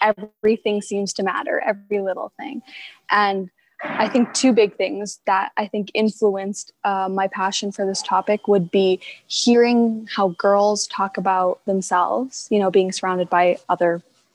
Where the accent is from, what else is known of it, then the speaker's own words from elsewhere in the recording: Prince George, British Columbia, Canada; also born or lived in Quesnel; I've actually lived in Prince George almost my whole life, but a fun fact about me is that I was born in Quesnel